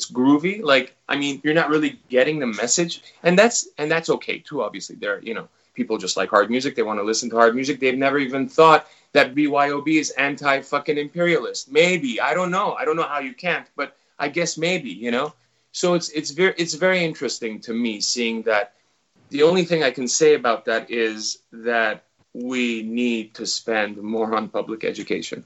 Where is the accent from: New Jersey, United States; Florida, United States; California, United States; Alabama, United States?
California, United States; Los Angeles; moved away as an adult; now in New Zealand; My whole, you know, my parents, all my friends and everyone I grew up with is in Los Angeles. And so I've got a huge history there.